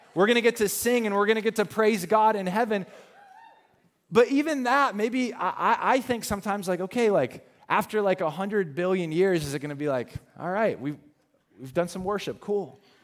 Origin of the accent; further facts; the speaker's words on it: the South, United States; I called her Mama because we're from the South